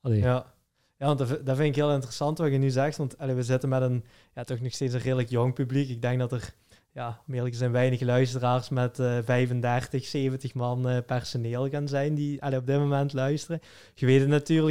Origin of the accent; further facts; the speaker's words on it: Flemish / Limburg, Flanders, Belgium; als Vlamingen of als Limburgers